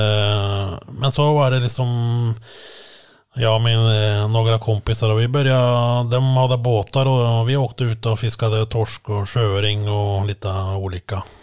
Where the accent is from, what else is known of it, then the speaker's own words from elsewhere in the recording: Langhus, Akershus, Norway; now in Ski, Norway; ja, egentligen från Langhus, eh, en, några kilometer från Sigrud som jag bor nu. Mm. Så jag har stannat lokalt